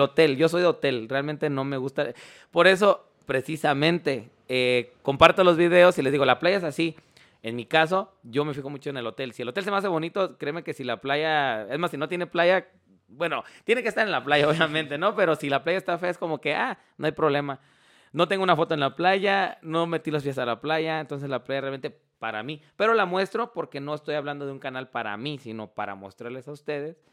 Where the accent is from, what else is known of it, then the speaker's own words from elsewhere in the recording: Mexico; nosotros como mexicanos